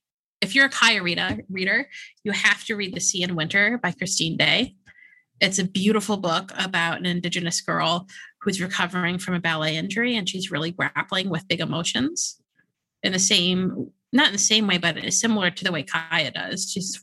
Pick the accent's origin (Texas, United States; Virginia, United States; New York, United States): New York, United States; Yeah. I'm a New Yorker.